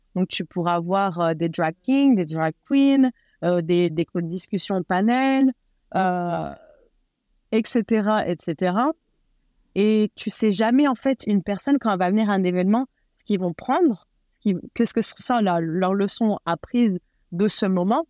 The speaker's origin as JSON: {"language": "French", "region": "eastern France", "country": "France", "tie": "born or raised there", "also_born_or_lived": "Nord, Hauts-de-France", "moved": "yes", "lives_now": "Los Angeles, United States", "said": "je suis née et élevée en France. Je suis de, de donc euh, donc ch'ti à la base, mais déménagé euh, dans l'Est la plupart de ma vie"}